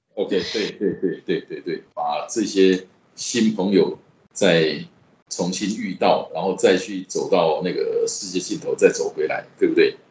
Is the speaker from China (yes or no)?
no; Taiwan; 我们台湾话